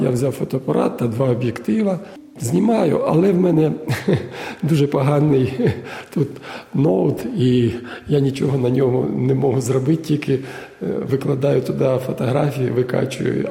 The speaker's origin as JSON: {"language": "Ukrainian", "town": "Kharkiv", "region": "Kharkiv Oblast", "country": "Ukraine", "moved": "as an adult", "lives_now": "Melbourne, Australia", "said": "Я із Харкова. Я приїхав у Мельбурн 28 квітня 22 е, го року."}